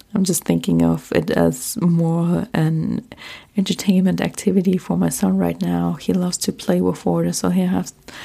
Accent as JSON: {"language": "English", "country": "Germany", "accent": "German", "second_language": "English", "moved": "as an adult", "lives_now": "United States", "said": "I'm originally from Germany, have been living in the US now for 10 years"}